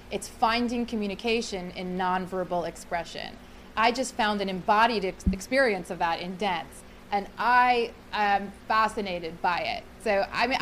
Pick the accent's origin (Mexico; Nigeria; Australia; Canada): Canada; I'm from Canada